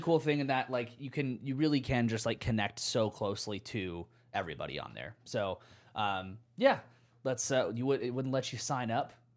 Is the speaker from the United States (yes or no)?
yes; United States; Maybe I'm just American